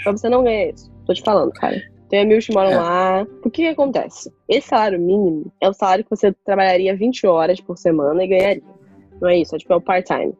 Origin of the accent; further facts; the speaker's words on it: Rio de Janeiro, Brazil; accent: carioca; moved away as an adult; now in Ireland; o nosso sotaque carioca